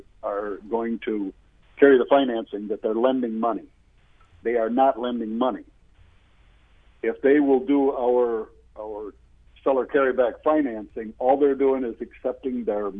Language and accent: English; Michigan, United States; I come from Michigan.